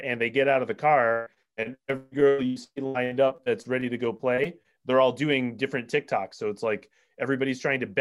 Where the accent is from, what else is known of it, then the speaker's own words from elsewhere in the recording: Rhode Island, United States; now in Massachusetts, United States; I might live in Massachusetts now, Alex, but I'm from Rhode Island.